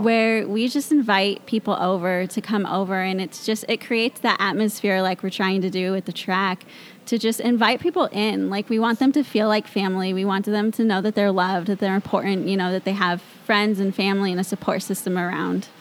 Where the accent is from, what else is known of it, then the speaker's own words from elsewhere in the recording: Mount Vernon, Washington, United States; I grew up in the Mount Vernon area, nice. born and raised. I've always lived there